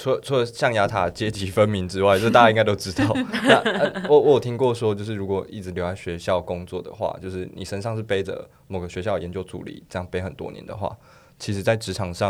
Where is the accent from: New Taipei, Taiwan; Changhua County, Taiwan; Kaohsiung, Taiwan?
Changhua County, Taiwan; 较类似，我也是彰化人